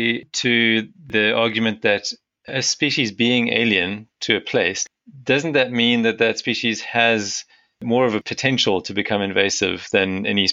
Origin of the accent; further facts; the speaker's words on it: South Africa; my home country, South Africa.